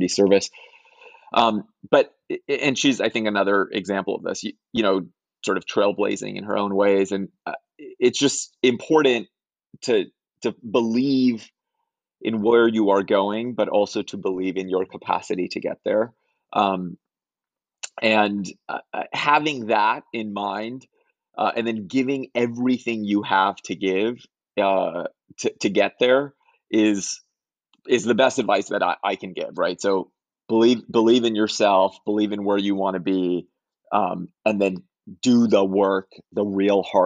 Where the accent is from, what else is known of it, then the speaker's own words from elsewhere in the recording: Chicago, Illinois, United States; when I was growing up in Chicago, we were a very tight-knit Ismaili community in Chicago